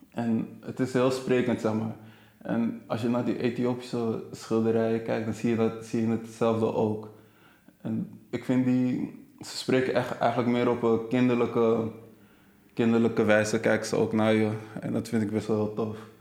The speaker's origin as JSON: {"language": "Dutch", "country": "Netherlands", "said": "ik kom uit Nederland, maar ze wilde eigenlijk weten van wat is mijn, mijn achtergrond. En ik had even dat, dat ik Ghanese ben."}